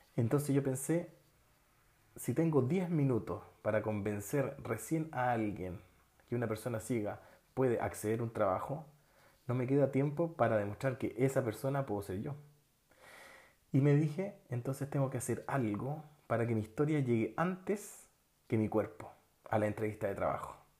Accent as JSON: {"language": "Spanish", "country": "Chile", "also_born_or_lived": "Barcelona, Spain", "moved": "as an adult", "said": "Tuve mi primer y único hijo fuera de Chile, en España. Y sobre todo, cuando llegué de España, llegué con otra mentalidad llegué con otros conocimientos, llegué con otras habilidades que me abrieron el campo laboral en Chile."}